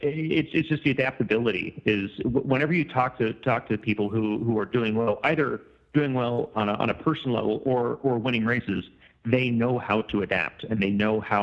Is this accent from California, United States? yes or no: yes; Southern California, United States; I was raised in Southern California